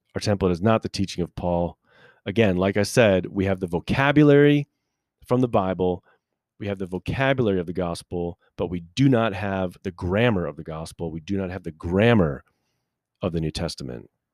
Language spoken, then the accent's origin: English; United States; us as American people